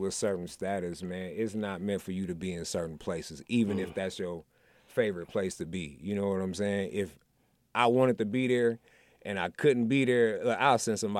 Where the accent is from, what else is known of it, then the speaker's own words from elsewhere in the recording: Milwaukee, Wisconsin, United States; moved away; I'm born and raised in Milwaukee, right?